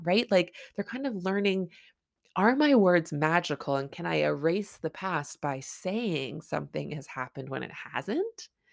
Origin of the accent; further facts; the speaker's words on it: Canada; I'm a Canadian family physician